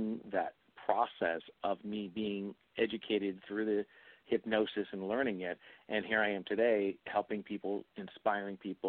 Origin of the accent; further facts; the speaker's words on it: New England, United States; I come from New England, and I come from a very conservative area, and I was brought up as a Catholic boy